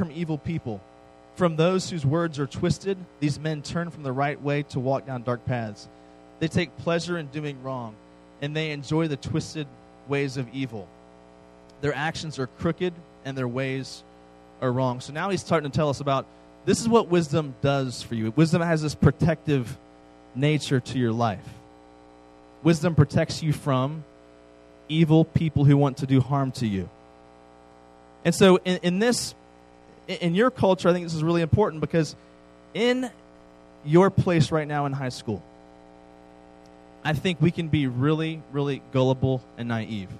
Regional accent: East Coast, United States; I grew up on the East Coast

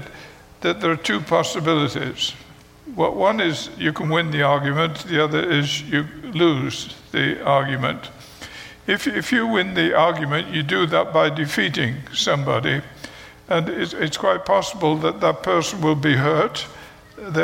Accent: United Kingdom; moved away; I am British. I know you could not tell that, but I am British

